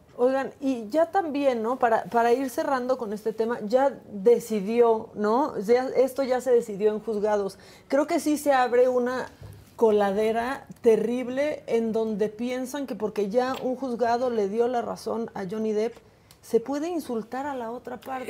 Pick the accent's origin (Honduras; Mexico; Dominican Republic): Mexico; Tijuana, Baja California; moved away; anduvo allá por Tijuana, Baja California, por mi tierra